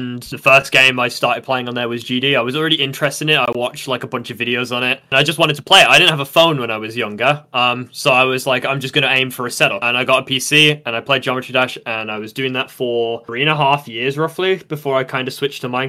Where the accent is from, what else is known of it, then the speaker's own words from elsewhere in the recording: United Kingdom; I'm British, like, in like every sense of the matter except time zone